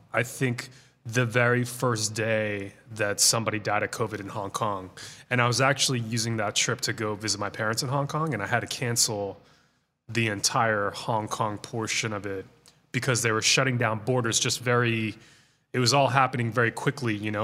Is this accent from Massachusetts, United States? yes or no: yes; Boston, Massachusetts, United States; moved away as an adult; now in Los Angeles, United States; I basically grew up in the Boston area.